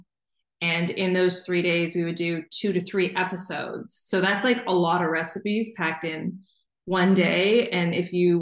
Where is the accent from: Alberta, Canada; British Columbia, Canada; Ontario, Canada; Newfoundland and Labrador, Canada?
Newfoundland and Labrador, Canada; St. John's; I grew up in St. John's, Newfoundland